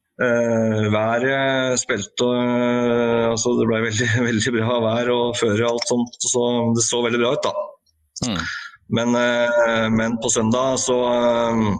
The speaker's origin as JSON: {"language": "Norwegian", "town": "Hokksund", "region": "Buskerud", "country": "Norway", "said": "jeg er jo eh, fra Hokksund"}